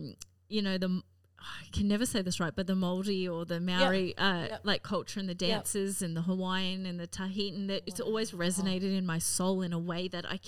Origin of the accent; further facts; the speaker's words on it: Gladstone, Queensland, Australia; now in Cairns, Australia; I'm from Gladstone originally, even though I live in Cairns. But is that because my family's Austrian and English?